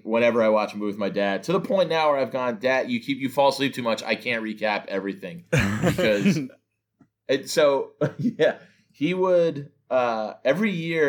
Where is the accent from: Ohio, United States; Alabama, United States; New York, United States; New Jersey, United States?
New Jersey, United States; because I'm from New Jersey and I know like I know all that culture.